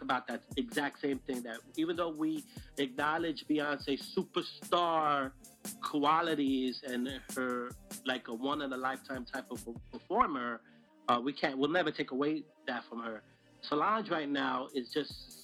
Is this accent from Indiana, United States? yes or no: no; New York City, New York, United States; I'm from Brooklyn.